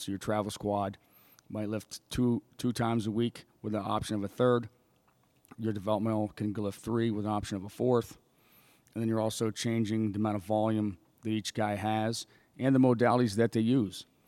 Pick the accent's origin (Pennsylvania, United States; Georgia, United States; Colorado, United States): Pennsylvania, United States; State College; moved away as an adult; my hometown, State College, Pennsylvania